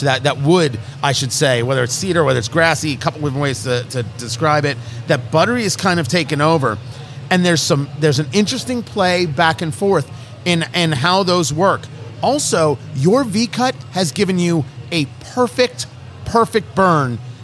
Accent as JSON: {"language": "English", "region": "New Jersey", "country": "United States", "tie": "born or raised there", "said": "I grew up in Jersey"}